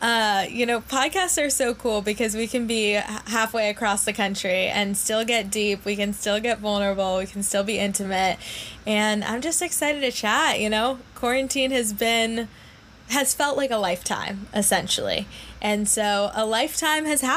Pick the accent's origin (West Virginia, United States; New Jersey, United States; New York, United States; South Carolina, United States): New York, United States; New York City; I grew up in New York City, born and raised in an apartment in the middle of Manhattan